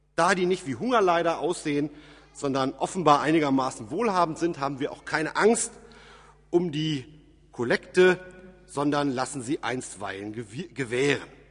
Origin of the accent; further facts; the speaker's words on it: Germany; bei uns in Deutschland